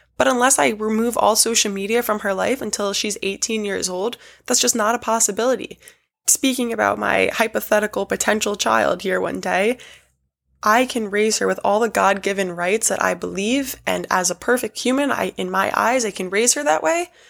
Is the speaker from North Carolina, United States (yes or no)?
no; New York City, New York, United States; I was born and raised in New York City